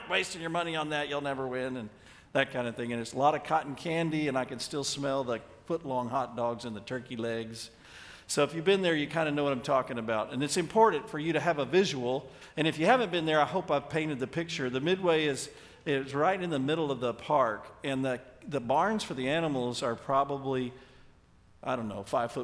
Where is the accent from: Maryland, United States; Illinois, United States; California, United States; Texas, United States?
Texas, United States; Dallas; I grew up in the Dallas area